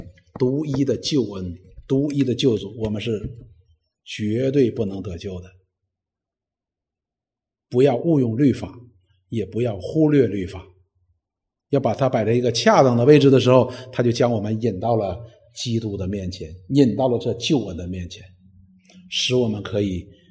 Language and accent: Chinese; China; 实际我们中国人的圣人也是如此的。